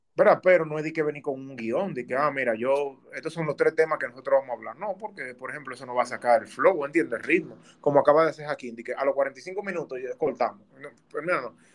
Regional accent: Dominican Republic; moved away

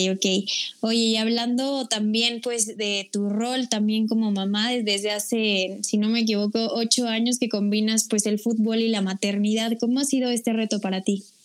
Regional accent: Mexico

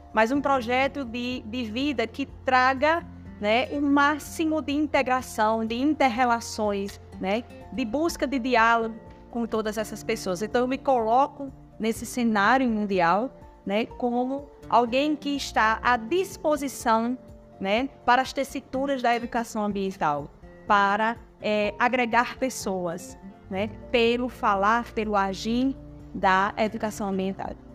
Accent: Caicó, Rio Grande do Norte, Brazil; sou de Caicó, Rio Grande do Norte, então sou catingueira do Seridó

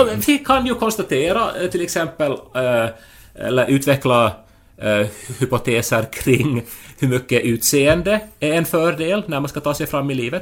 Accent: Finland; vi liksom i Finland

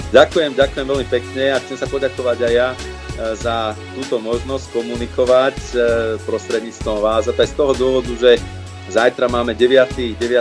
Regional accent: Slovakia; moved away as an adult; now in Brussels, Belgium; doma, doma na Slovensku

